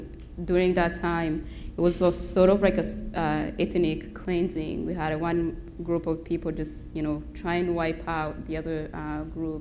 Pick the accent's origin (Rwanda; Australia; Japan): Rwanda; now in Spokane, United States; I was born and raised in Rwanda